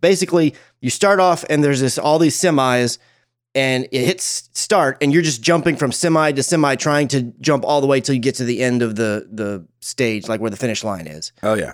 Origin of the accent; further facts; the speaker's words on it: Dallas, Texas, United States; I follow the Dallas Fuel. Obviously, they're the team that represents my hometown